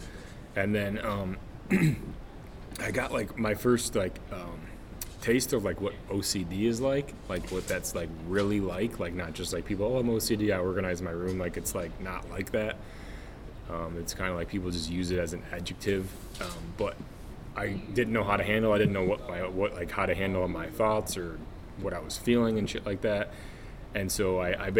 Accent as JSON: {"language": "English", "region": "East Coast", "country": "United States", "tie": "born or raised there", "also_born_or_lived": "Maryland", "moved": "as an adult", "said": "I'm from the East Coast, so that's where I grew up hunting"}